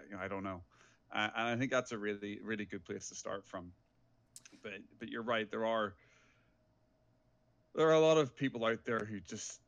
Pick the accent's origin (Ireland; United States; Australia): Ireland; moved away as an adult; also born or lived in England; now in Vancouver, Canada; from my accent, I am originally from Ireland. I left my hometown when I was 19 years old to go to England to go to university